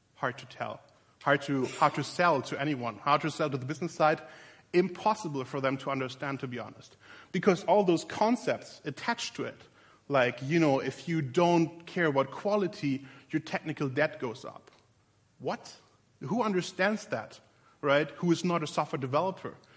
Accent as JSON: {"language": "English", "region": "Berlin", "country": "Germany", "said": "In a very literal sense, I'm from Berlin, Germany."}